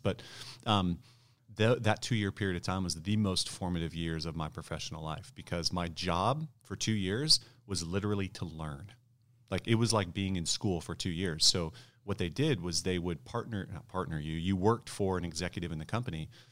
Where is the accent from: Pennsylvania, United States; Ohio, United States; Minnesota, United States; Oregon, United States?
Ohio, United States; also born or lived in Michigan; I grew up in Ohio, born in Michigan